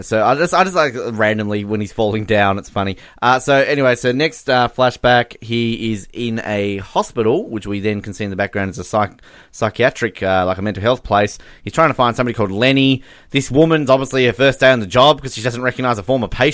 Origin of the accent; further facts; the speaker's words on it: Australia; We've lived here our entire lives. We're Australian